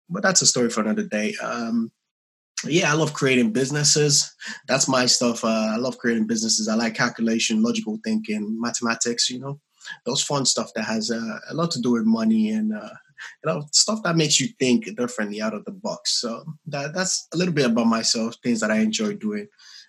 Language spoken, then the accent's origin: English; Nigeria; also born or lived in London; I'm from Nigeria, also from Nigeria as Debbie. I grew up a little bit in Southeast London.